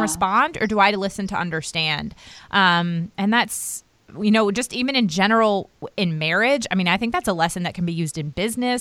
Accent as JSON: {"language": "English", "area": "outside Washington D.C.", "region": "Maryland", "country": "United States", "tie": "born or raised there", "moved": "yes", "lives_now": "North Carolina, United States", "said": "I grew up right outside of Washington D.C."}